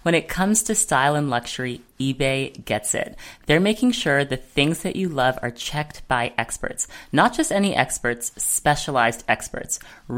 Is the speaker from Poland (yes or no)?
no; Australia; I'm the Australian version of you.